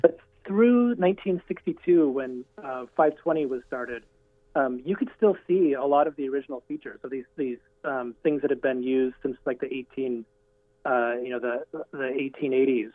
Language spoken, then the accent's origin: English; Burien, Washington, United States; I grew up in Burien